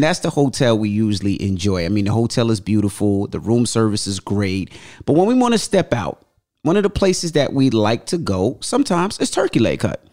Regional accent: United States; we're from New York, New Jersey

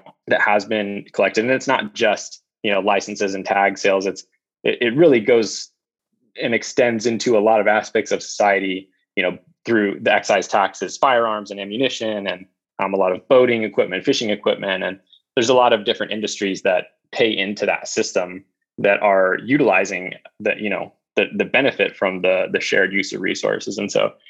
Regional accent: Novato, California, United States; also born or lived in East Coast / San Diego; I was born on the East Coast, but primarily grew up in California, in the Bay Area. So I grew up in, on the edge of Marin and Sonoma County, in a town called Novato.

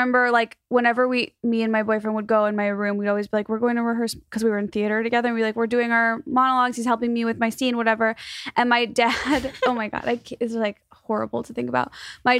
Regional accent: Illinois, United States; I'm from Chicago suburbs.

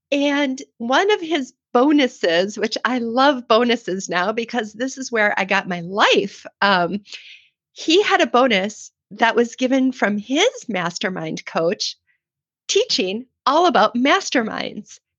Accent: Midwest, United States; I know I'm a Midwest girl.

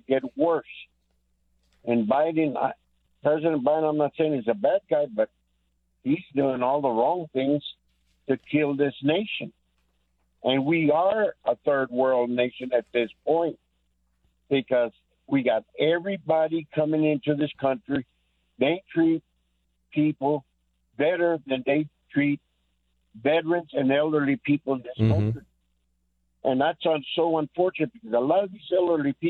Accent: San Antonio, Texas, United States; also born or lived in California; my home state

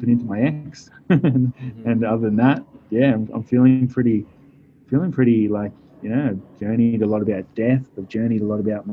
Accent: Wangaratta, Victoria, Australia; now in Perth, Australia; Grew up in a small country town called Wangaratta, Victoria

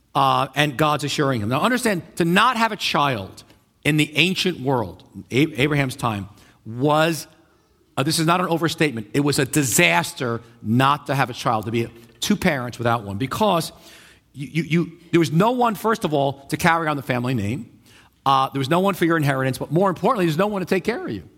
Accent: New York, United States; I'm a New Yorker, right? So, you know, when you live in New York a long time

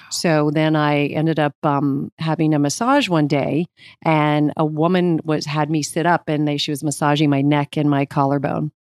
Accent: Phoenix, Arizona, United States; moved away as an adult; also born or lived in Evanston, Illinois / New York; now in Los Angeles, United States; I was raised in Arizona.

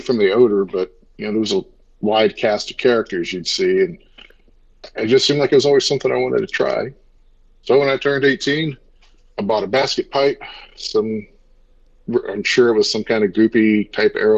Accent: Brazoria, Texas, United States; now in Charlotte, United States; I'm originally from a small town south of Houston in Texas that not many people know of, but a little town of Brazoria

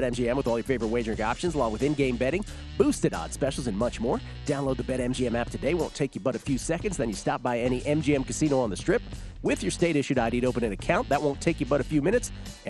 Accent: Canada; I might be a bit biased as a Canadian

